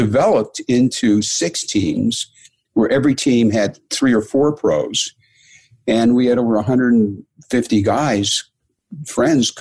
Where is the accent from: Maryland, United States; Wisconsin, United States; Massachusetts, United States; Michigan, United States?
Michigan, United States; Detroit; I grew up in Detroit